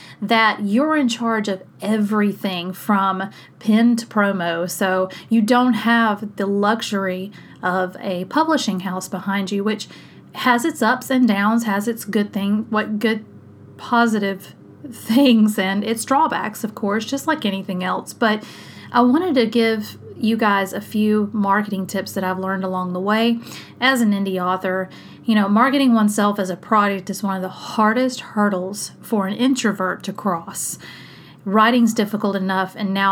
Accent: South Mississippi, United States; my hometown in South Mississippi

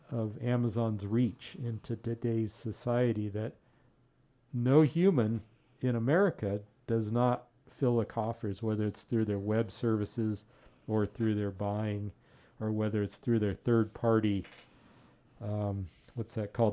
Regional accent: outside of Pasadena, California, United States; I grew up outside of Pasadena

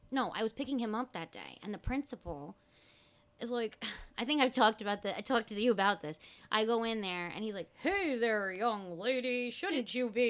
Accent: Mahopac, New York, United States; Like I grew up in Mahopac, and my uncle had

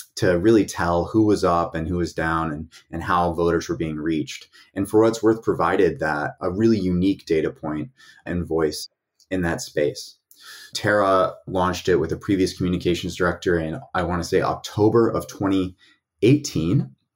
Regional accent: East Tennessee, United States; I was raised in a conservative family in East Tennessee

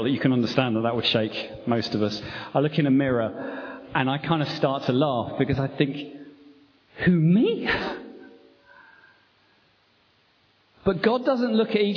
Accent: England, United Kingdom; I'm English

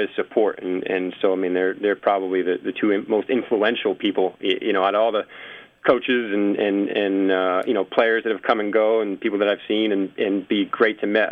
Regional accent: Massachusetts, United States; moved away as an adult; also born or lived in Philadelphia; I'm originally from Massachusetts

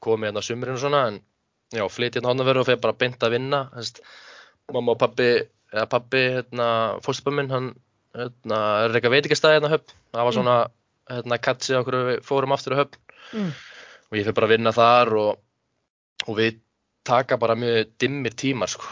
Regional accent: Hafnarfjörður, Capital Region, Iceland; also born or lived in Höfn í Hornafirði; ég er sérst uppalinn að höfn í Hafnafjörði mm. en flytt í þriðjabæk í Hafnafjörð og hef búið þar svona alla mína æfi

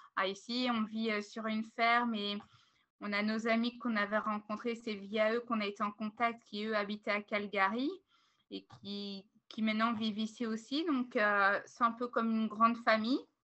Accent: Belgium; moved away as an adult; now in Vancouver Island, Canada; On est une famille belge

